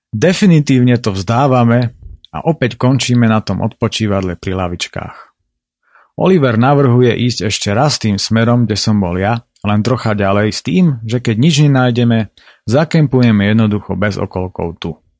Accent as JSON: {"language": "Slovak", "country": "Slovakia", "said": "u nás v Tatrách"}